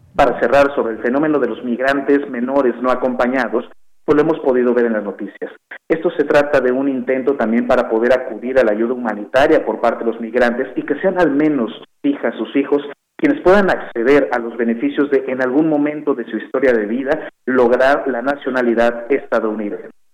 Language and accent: Spanish; Mexico; como mexicanas y mexicanos